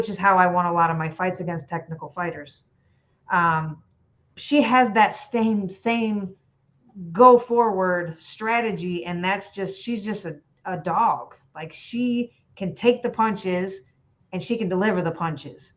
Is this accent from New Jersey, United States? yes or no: no; Illinois, United States; I am from Illinois.